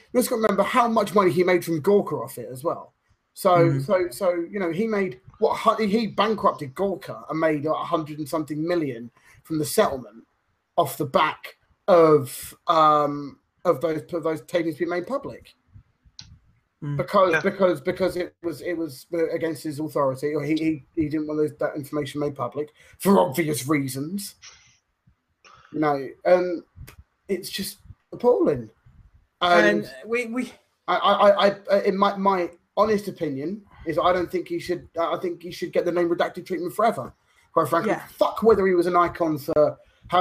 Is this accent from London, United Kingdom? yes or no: yes; Croydon, London, United Kingdom; I grew up in Croydon, which is where you get every colour and every race, every religion, all together